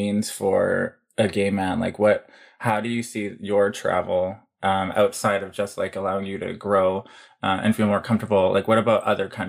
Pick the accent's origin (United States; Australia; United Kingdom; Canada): Canada; growing up in Canada